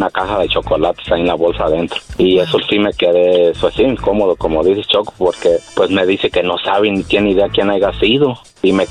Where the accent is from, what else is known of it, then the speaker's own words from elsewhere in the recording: Zamora, Michoacán, Mexico; De Zamora.